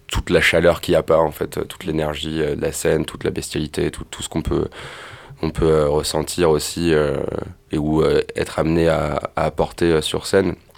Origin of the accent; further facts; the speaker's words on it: Amiens, Hauts-de-France, France; on a grandi ensemble à Amiens